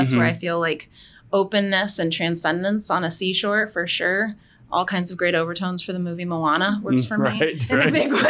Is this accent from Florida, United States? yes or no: yes; Clearwater, Florida, United States; moved away as an adult; now in South Bend, United States; I would say I grew up on the Gulf Coast of Florida in Clearwater, Florida. I was born, though, in South Bend. I'm from a South Bend family.